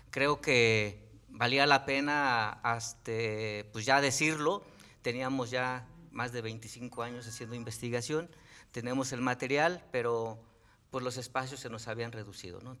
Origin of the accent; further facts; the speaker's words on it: Tenextepango, Morelos, Mexico; soy originario de Tenextepango.